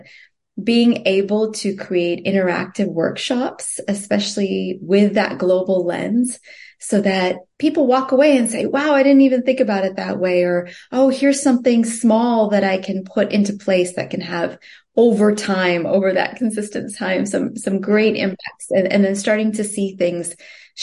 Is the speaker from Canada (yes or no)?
yes; Toronto, Ontario, Canada; moved away as an adult; also born or lived in Singapore; now in United States; And growing up in Canada, I grew up in Toronto